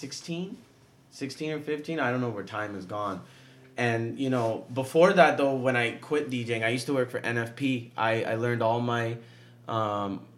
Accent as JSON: {"language": "English", "region": "Southern California", "country": "United States", "said": "We're both from SoCal"}